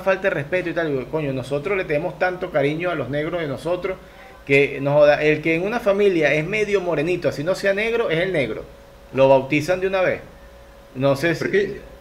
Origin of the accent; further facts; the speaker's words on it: Venezuela; now in Ecuador; somos venezolanos